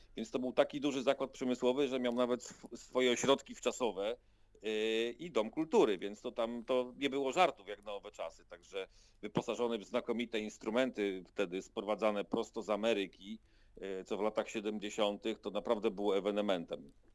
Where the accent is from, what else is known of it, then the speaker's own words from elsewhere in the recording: Krosno, Subcarpathian Voivodeship, Poland; Urodziłem się w Krośnie. 46 prawie lat temu